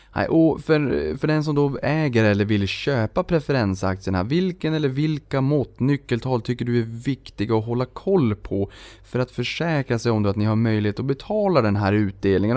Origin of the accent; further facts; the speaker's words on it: Boden, Norrbotten County, Sweden; moved away; i Boden där jag kommer ifrån.